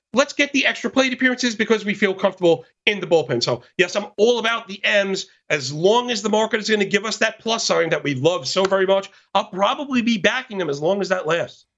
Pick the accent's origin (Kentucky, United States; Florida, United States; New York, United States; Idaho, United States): New York, United States; New York City; born and bred, born and bred in Brooklyn, New York